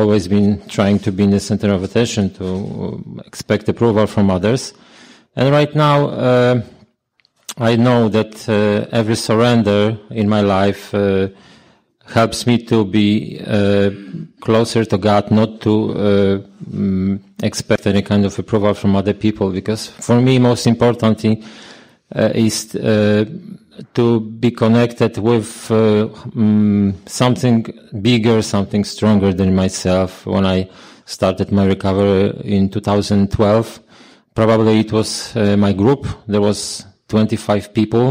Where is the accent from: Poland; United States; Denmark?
Poland; I'm a sexaholic from Poland